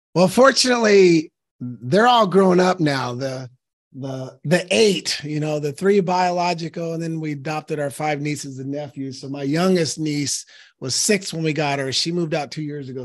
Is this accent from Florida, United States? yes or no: no; Portland, Oregon, United States; I was born and raised in Northeast Portland, Oregon